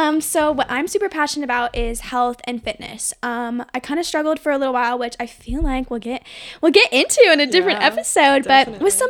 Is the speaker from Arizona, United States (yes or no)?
yes; Arizona, United States; I was also born and raised in Arizona. Just graduated from Arizona State University as well.